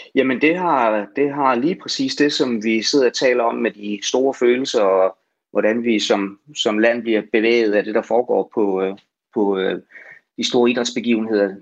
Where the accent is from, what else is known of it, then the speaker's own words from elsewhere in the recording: Denmark; Vi, vi bestemmer jo ikke alene som danskere